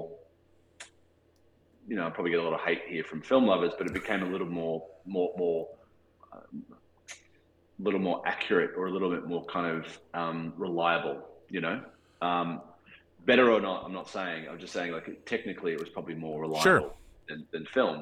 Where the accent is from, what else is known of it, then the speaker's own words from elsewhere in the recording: Australia; accent: Australian; my Australian accent